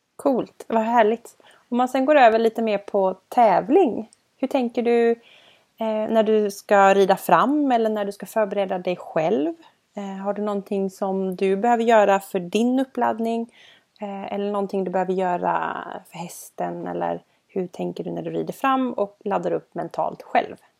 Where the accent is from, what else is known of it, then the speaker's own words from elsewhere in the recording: Gothenburg, Västra Götaland, Sweden; både du och jag är ju från Göteborg